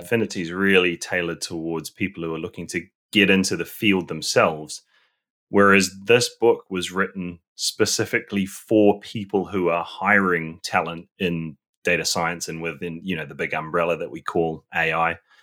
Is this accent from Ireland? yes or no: no; New Zealand; moved away as an adult; now in London, United Kingdom; I'm originally from New Zealand and I, I gr-, was born there, grew up there